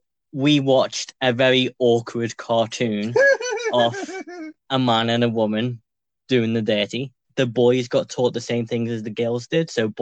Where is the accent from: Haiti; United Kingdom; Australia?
United Kingdom; I'm from the UK. I'm bi.